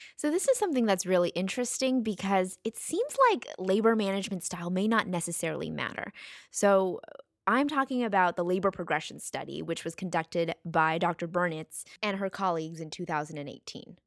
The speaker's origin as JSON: {"language": "English", "country": "United States", "said": "we're from the United States"}